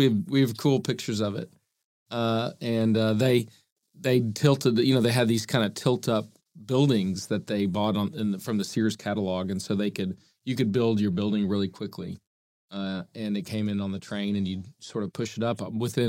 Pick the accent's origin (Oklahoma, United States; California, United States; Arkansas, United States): Oklahoma, United States; Oklahoma City; also born or lived in Virginia; And I grew up in Oklahoma City, went to Bishop McGinnis High School, off to college in Virginia at Washington and Lee, and then back to Oklahoma for OU Law School.